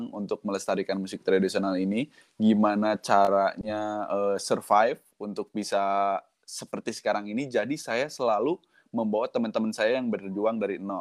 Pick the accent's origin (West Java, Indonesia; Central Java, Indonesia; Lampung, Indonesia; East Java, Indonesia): West Java, Indonesia; Bandung; born there; Walaupun eh, saya lahir di Bandung gitu ya, tapi sehari-hari hmm. ngomong bahasa Indonesia dan bahasa Jawa